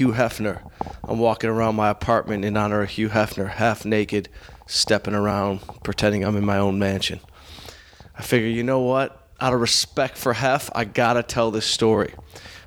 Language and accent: English; Detroit, Michigan, United States; now in Los Angeles, United States; I'm from Detroit.